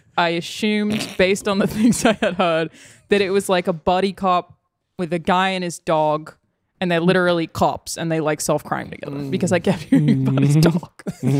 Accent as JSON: {"language": "English", "region": "Queensland", "country": "Australia", "accent": "Australian", "said": "I'm from Queensland, which is the Florida of Australia. Mm-hmm. And it's pretty northern, I guess."}